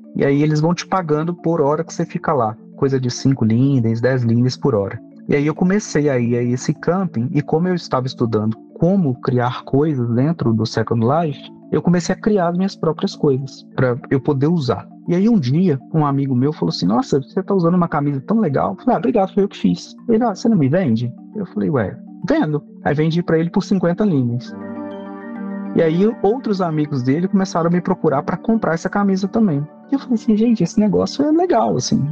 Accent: Brazil; eu não sou de Portugal, eu sou do Brasil

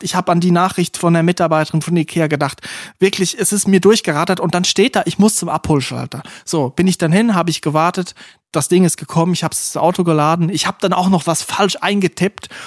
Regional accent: Switzerland; Fasnacht, wie man bei mir sagt, wo ich herkomme, in der Schweiz

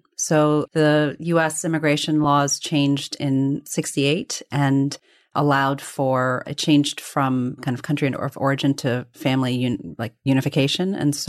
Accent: Bulawayo, Zimbabwe; born there; was in Bulawayo. And so I was born in Zimbabwe, of all places.

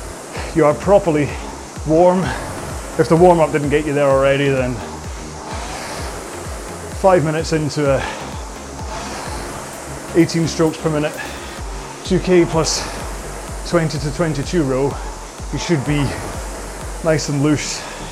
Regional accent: United Kingdom; Now, I'd already questioned it once, and being terribly British, I wasn't going to question it again

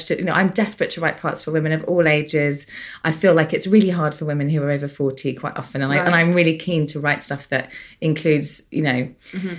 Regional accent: United Kingdom; We're both British here

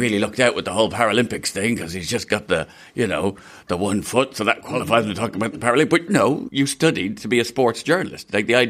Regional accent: Ireland; growing up in Ireland, you know, being Irish

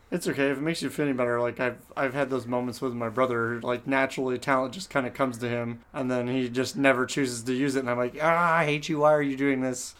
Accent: San Diego, California, United States; moved away; Growing up in San Diego

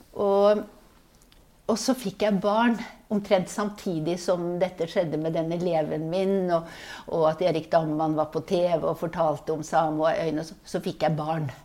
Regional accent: Levanger, Trøndelag, Norway; also born or lived in Tromsø; bodde jeg i Trondheim i fem år. Og så flytta vi til Levanger

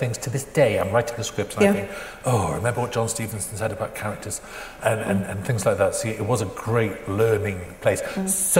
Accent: United Kingdom; it's like, because we're British, we're not supposed to even acknowledge it.

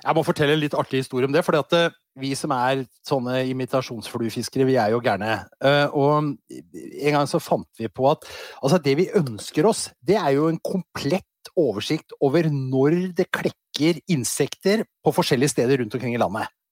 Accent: Western Norway, Norway; Jeg vokste opp på Vestlandet

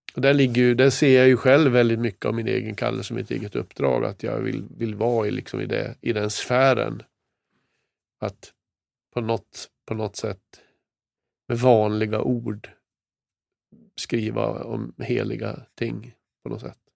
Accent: Kramfors, Västernorrland County, Sweden; moved away; Där är jag född och uppvuxen. I staden Kramfors.

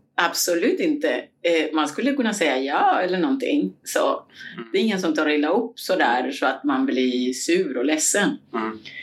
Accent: Cuba; now in Sweden; Jag kommer från Kuba

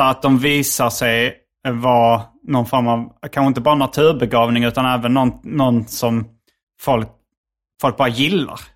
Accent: Hjärup, Skåne, Sweden; accent: Scanian; also born or lived in Malmö / Lund; sen flyttade vi till Järp när jag var noll

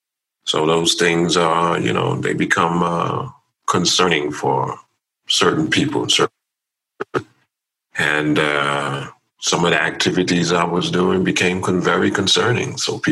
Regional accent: United States; it's a byproduct of being Black American.

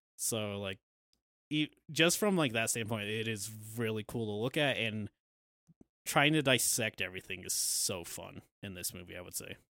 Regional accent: United States; we're all American

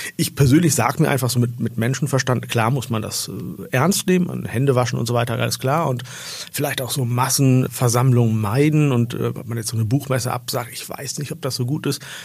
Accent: Hollern-Twielenfleth, Lower Saxony, Germany; moved away; also born or lived in Oldenburg / Islamabad / Istanbul / Vienna; Ich bin in Deutschland geboren und in einem Dorf, das Holland-Wielenfleet heißt, in Norddeutschland groß geworden

